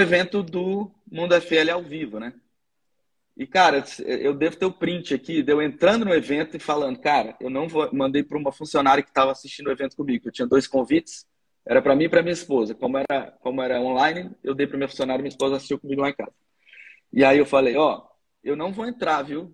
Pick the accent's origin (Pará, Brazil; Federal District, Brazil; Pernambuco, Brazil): Federal District, Brazil; Brasília; eu sou de Brasília também